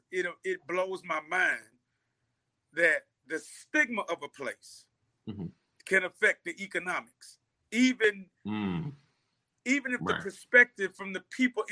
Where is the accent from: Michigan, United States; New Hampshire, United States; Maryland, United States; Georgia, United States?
Georgia, United States; East Point; I grew up over there. I grew up in the Swats and in East Point. You know what I'm saying? I went to Tri-Cities High School. I stay in my house was less than a mile from Greenbrier Mall.